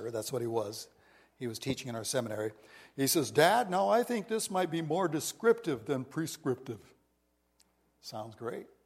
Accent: India; now in United States; Even though I grew up in India and was from India, this was our home base on the west of Washington.

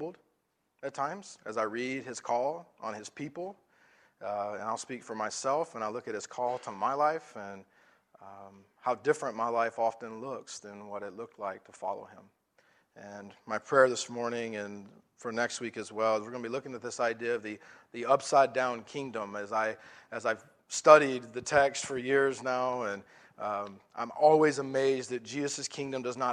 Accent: the South, United States; I'm from the South

